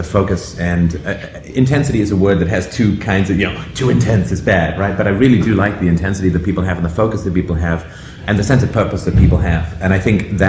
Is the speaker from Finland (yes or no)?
no; Canada; I'm from Canada